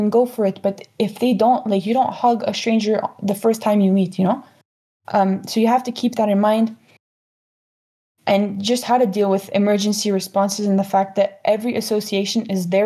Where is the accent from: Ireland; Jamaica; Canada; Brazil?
Canada; I come from Canada